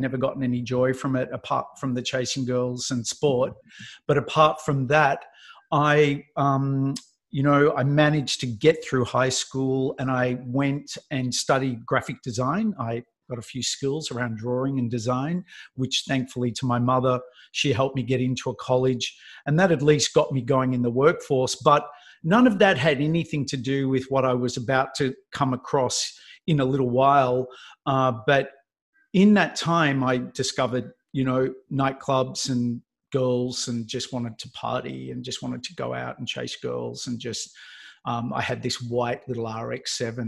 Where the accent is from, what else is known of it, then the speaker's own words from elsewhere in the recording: Melbourne, Victoria, Australia; moved away as an adult; because I lived in Melbourne. I'm from Melbourne